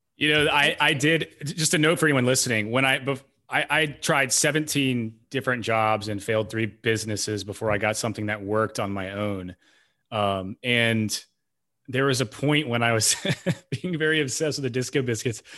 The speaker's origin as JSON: {"language": "English", "town": "Knoxville", "region": "Tennessee", "country": "United States", "tie": "born or raised there", "said": "I grew up in Knoxville"}